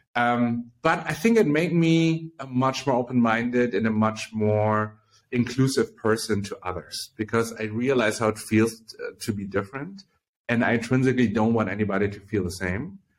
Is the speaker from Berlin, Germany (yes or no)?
yes; Berlin, Germany; I was born in Berlin, Germany, and grew up here